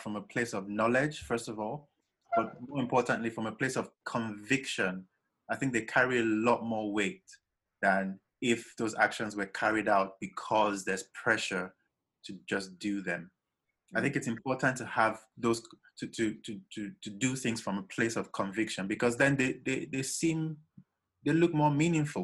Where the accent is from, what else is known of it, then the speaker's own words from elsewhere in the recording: Nigeria; now in England, United Kingdom; growing up in Nigeria, obviously, coming from a middle class family